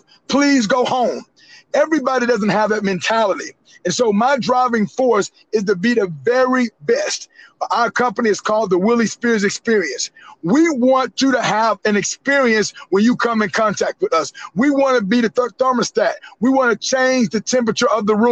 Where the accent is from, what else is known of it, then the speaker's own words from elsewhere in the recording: Panama City, Florida, United States; also born or lived in Alva, Oklahoma; I'm from Panama City, Florida, born and raised